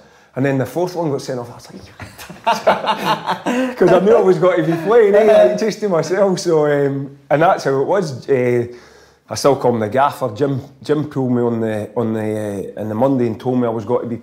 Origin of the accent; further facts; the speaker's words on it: Loanhead, Scotland, United Kingdom; that's how I was brought up, my local village, you know, I was came from Lonehead